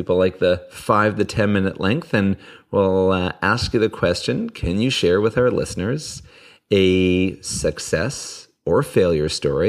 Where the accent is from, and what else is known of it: Canada